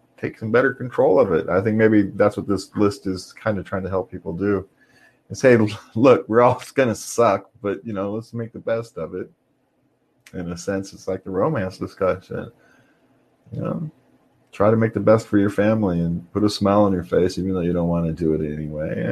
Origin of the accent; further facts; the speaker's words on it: California, United States; we're from California.